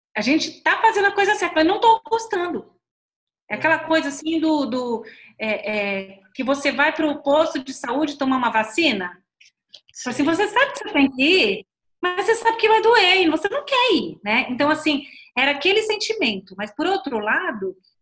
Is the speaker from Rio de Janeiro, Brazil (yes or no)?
no; São Paulo, Brazil; moved away as an adult; also born or lived in Paraná / Curitiba; Eu nasci no Paraná, mas eu cresci em São Paulo